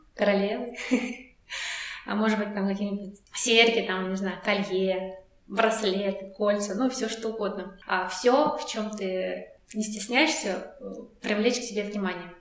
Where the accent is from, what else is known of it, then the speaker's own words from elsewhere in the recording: Russia; first language Russian; Я говорю, из России